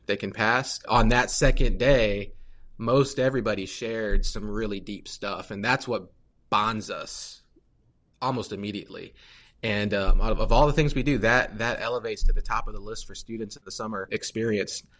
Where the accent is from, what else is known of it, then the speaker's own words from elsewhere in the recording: Fort Wayne, Indiana, United States; also born or lived in Atlanta, Georgia; I'm from Fort Wayne, born and raised